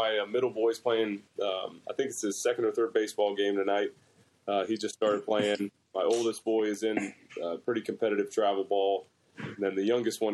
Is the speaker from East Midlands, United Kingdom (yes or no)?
no; Scotland, United Kingdom; moved away; I was born in Scotland, and I still have, like, you know, aunts, uncles, cousins, nieces, you know, all kinds of family up there